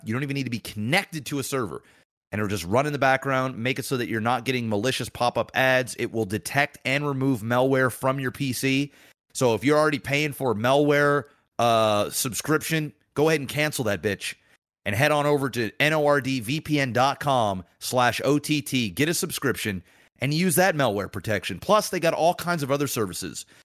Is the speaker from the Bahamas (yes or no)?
no; Canada; I'm Canadian.